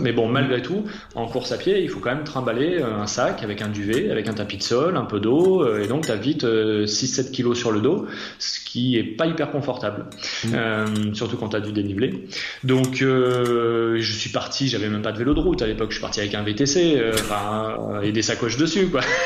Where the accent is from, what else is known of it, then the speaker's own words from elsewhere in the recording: Massif Central, France; j'ai grandi dans le Massif Central